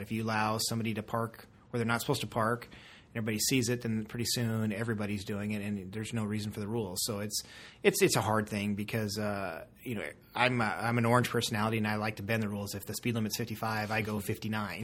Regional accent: Castle Rock, Colorado, United States; I'm from Colorado. I'm from Castle Rock area

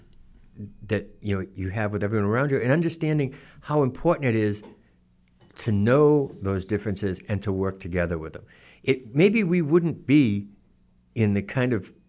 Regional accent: Norton, Massachusetts, United States; I grew up in Norton in the 1960s.

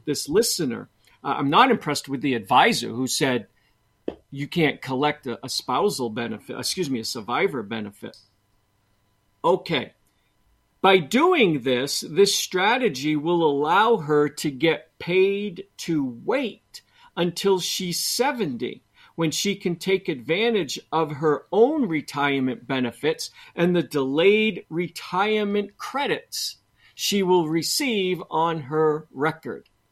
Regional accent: Boston, Massachusetts, United States; I'm from Boston

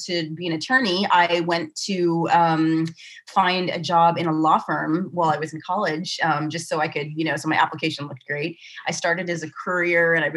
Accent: Santa Barbara, California, United States; accent: Southern California; also born or lived in Eswatini / Bay Area, California / Southern Oregon; Santa Barbara, where he taught, for a long time and where I grew up

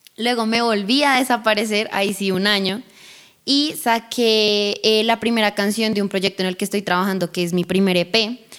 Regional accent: Bogotá, Colombia; accent: rola; also born or lived in Colorado, United States; Llegué a Colombia ya como a mis cuatro años de edad y me quedé a vivir acá.

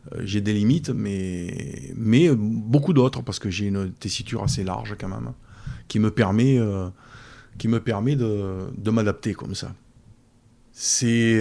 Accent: Brignoles, Provence-Alpes-Côte d'Azur, France; je suis né à Brion et, et j'y vis

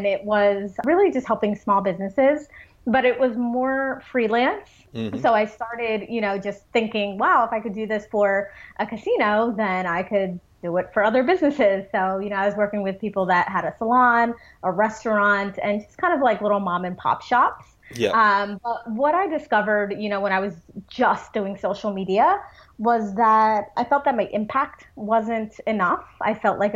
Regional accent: New Jersey, United States; I have been in New Jersey my whole life. So I was born and raised in New Jersey

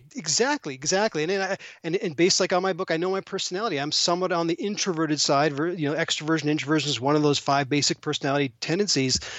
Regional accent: Toronto, Ontario, Canada; moved away; I'm actually originally from Toronto

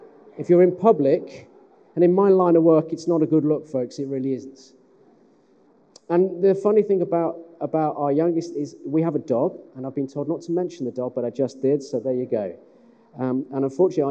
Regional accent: West Midlands, United Kingdom; now in Sheffield, United Kingdom; I'm from the West Midlands.

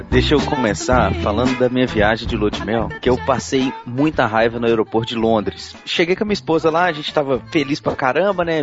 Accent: Brazil; sou brasileiro

